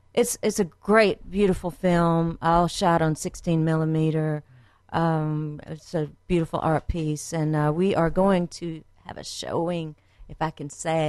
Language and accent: English; Frankville, Alabama, United States; born or raised there; also born or lived in Quantico, Virginia